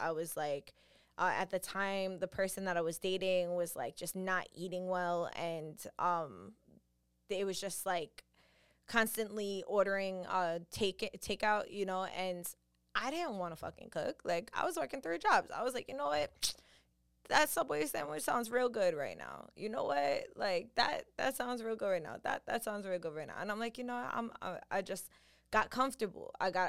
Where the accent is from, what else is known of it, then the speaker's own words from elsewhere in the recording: New York, United States; Listen, I'm from New York. This is just what we do. It's what we're raised in seeing and having